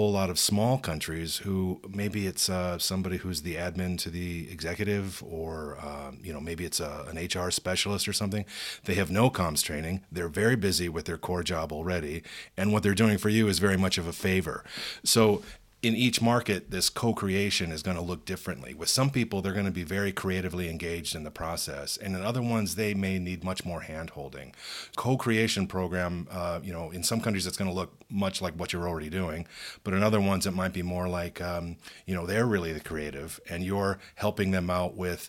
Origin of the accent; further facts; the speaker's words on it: United States; I'm American